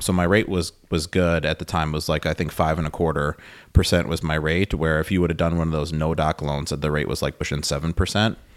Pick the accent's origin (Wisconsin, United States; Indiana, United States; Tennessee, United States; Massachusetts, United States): Wisconsin, United States; Milwaukee; I'm from Wisconsin. I grew up in the Milwaukee area.